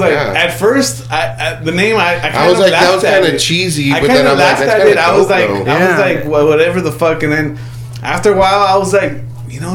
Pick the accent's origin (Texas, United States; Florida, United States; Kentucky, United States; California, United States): California, United States; I'm from California.